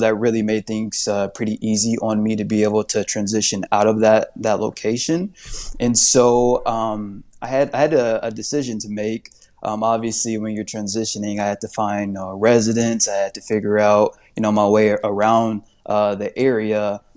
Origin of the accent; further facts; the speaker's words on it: Indianapolis, Indiana, United States; moved away as an adult; now in Phoenix, United States; I'm actually from Indianapolis, Indiana